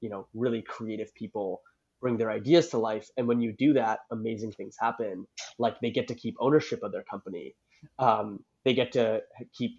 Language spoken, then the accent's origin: English; Toronto, Ontario, Canada; now in San Francisco, United States; I was born and raised in Toronto